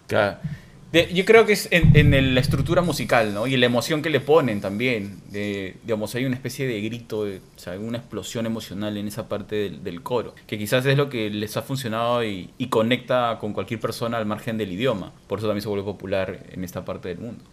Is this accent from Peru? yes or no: yes; Peru; crecimos en Perú